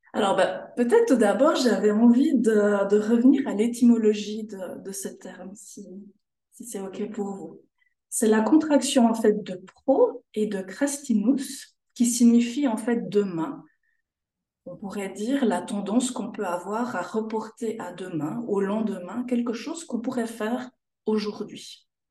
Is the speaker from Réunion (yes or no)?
no; Jura, Switzerland; moved away as an adult; also born or lived in Canton of Fribourg; now in Fribourg, Switzerland; J'ai toujours vécu en fait en Suisse. Je viens du canton du Jura, la frontière de la France.